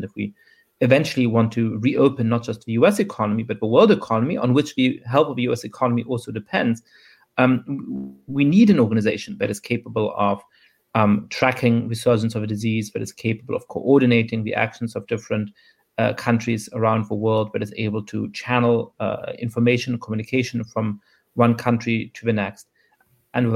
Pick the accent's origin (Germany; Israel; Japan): Germany; an aspiration that I believed in when I was growing up in Germany and other countries